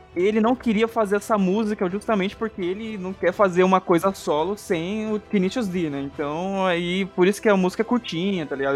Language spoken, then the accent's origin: Portuguese; Brazil; eu, como um, um brasileiro